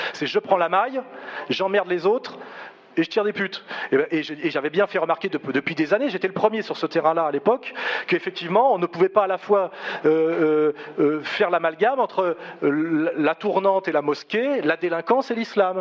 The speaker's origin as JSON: {"language": "French", "country": "France", "said": "Moi, je suis un Français, je me revendique comme Français"}